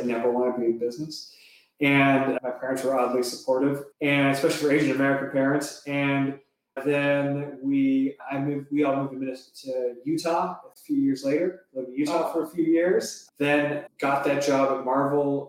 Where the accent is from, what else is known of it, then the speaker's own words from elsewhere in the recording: Toronto, Ontario, Canada; moved away as an adult; now in Los Angeles, United States; I'm from Toronto originally. I was born in the suburbs of Toronto. And so I grew up there